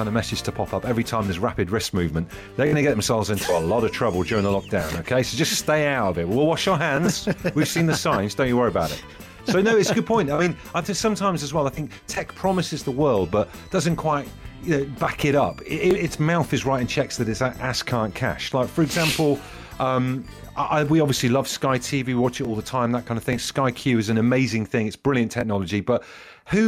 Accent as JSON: {"language": "English", "town": "Ellesmere Port", "region": "North West England", "country": "United Kingdom", "tie": "born or raised there", "also_born_or_lived": "Wallasey", "said": "my dad's from Wallasey. I was born in Ellesmere Port"}